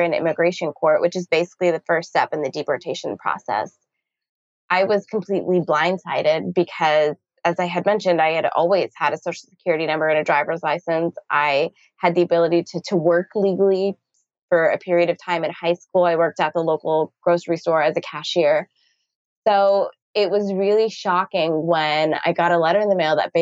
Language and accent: English; Texas, United States; also born or lived in Canada; I had the most Texas upbringing of any kind